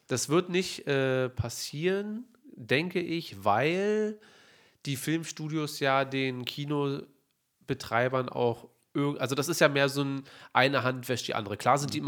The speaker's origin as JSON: {"language": "German", "region": "Berlin", "country": "Germany", "said": "wir sind Berliner"}